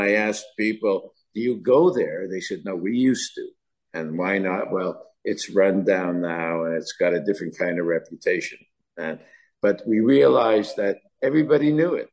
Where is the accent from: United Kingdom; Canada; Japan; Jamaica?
Canada; moved away; we're from Canada